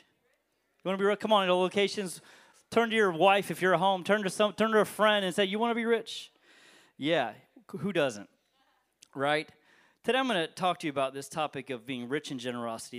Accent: Alabama, United States; moved away as an adult; also born or lived in Pensacola, Florida; now in St. Petersburg, United States; I actually grew up in Alabama, and I lived there until I was about 19 years old. I moved to Pensacola for college.

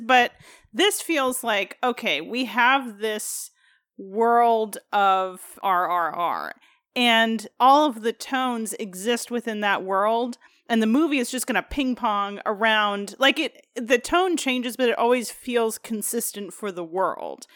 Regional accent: United States; being an American

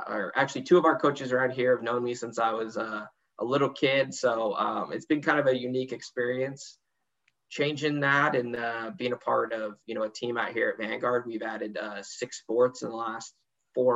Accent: Orange County, California, United States; also born or lived in Arizona / China; My family moved out here and then was kind of in the Orange County area pretty much my whole life

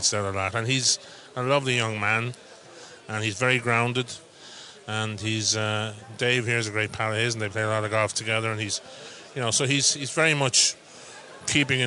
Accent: Offaly, Ireland; my hometown

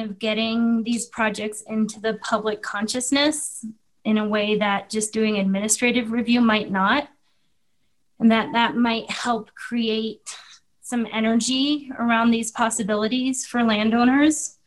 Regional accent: Utah, United States; moved away as an adult; also born or lived in Washington, D.C.; now in El Paso County, Colorado, United States; I grew up in Utah, meeting my wife there and moving to Washington

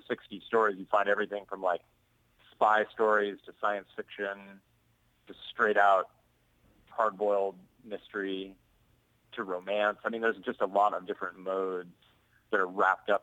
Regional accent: Montana, United States; now in Portland, United States; I grew up in Montana

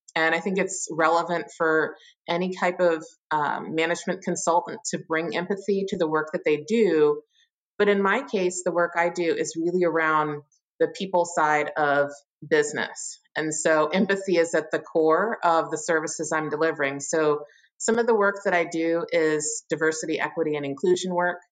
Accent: Richmond, Virginia, United States; moved away as an adult; also born or lived in Pittsburgh, Pennsylvania; now in Chicago, United States; I am from Richmond, Virginia, or really a suburb of Richmond, Virginia, and lived there, mm, you know, my whole life until I was 18

